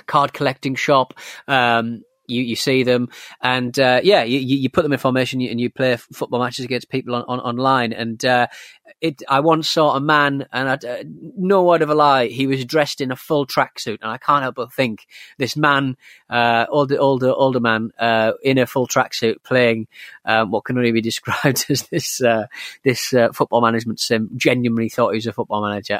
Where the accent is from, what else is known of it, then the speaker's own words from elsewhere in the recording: North East England, United Kingdom; was from the northeast of England